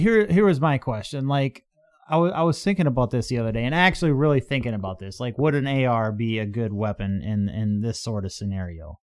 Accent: Midwest, United States

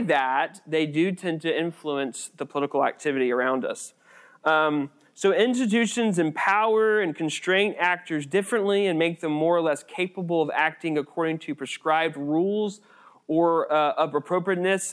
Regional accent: United States; We are American citizens

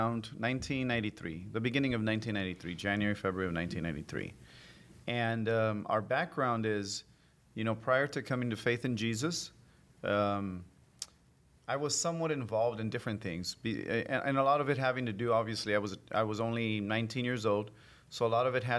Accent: Los Angeles, California, United States; as a teen growing up in South Central L.A., and then moving to Koreatown, L.A.

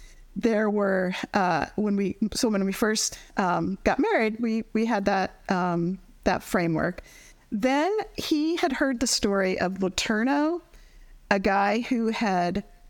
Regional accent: Colorado, United States; now in Washington, D.C., United States; I grew up in Colorado

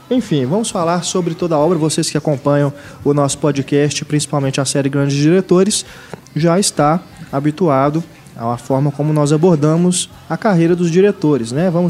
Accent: Blumenau, Santa Catarina, Brazil; now in Manaus, Brazil; Sou, sou de Blumenau.

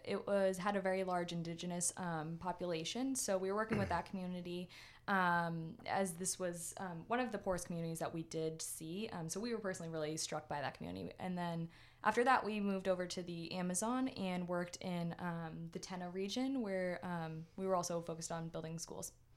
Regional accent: Winchester, Massachusetts, United States; I grew up in Winchester

